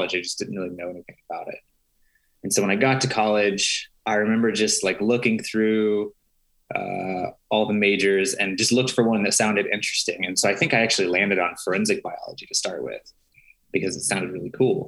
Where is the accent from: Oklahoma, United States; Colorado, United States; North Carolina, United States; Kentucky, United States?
Oklahoma, United States; Slaughterville; moved away as an adult; now in Chicago, United States; I grew up in Slaughterville, Oklahoma